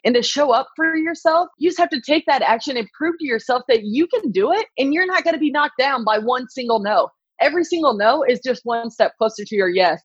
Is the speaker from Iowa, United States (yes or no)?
yes; Iowa, United States; I was born and raised in Iowa